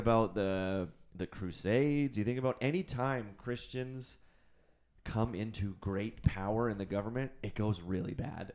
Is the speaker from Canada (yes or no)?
yes; Canada; I'm also a Canadian citizen